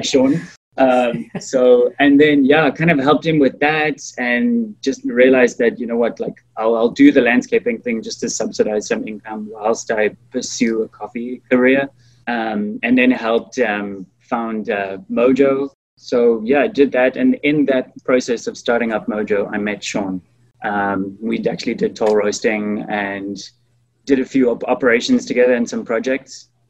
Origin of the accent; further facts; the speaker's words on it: South Africa; moved away; I'm from South Africa, born and raised